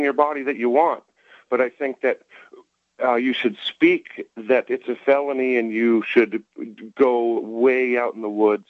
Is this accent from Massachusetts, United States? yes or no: yes; Concord, Massachusetts, United States; I was born in Concord, Massachusetts. I went to private schools there.